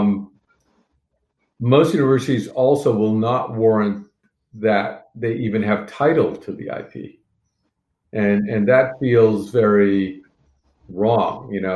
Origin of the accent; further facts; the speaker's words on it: Montreal, Quebec, Canada; moved away; I grew up in Montreal